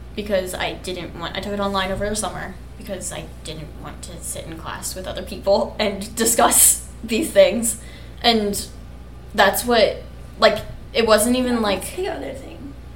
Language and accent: English; Kansas, United States; I'm from Kansas